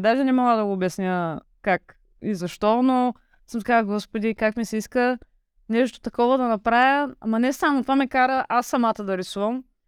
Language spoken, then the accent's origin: Bulgarian; Varna, Varna Province, Bulgaria; от Варна съм